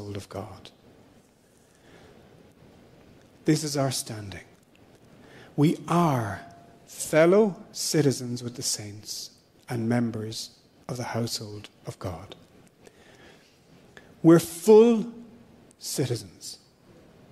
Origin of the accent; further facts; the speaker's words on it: Ireland; I'm an Irish citizen